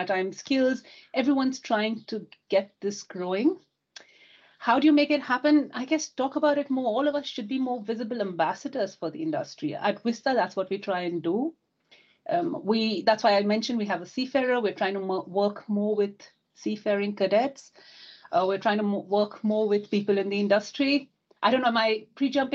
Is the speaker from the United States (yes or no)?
no; India; now in United Kingdom; Growing up in India, my father's a seafarer, my brother would join the sea, my cousins